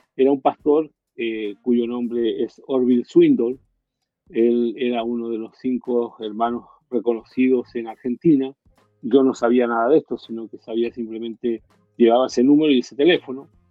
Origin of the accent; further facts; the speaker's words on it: Chile; moved away as an adult; also born or lived in Miami, United States; cuando yo me fui de Chile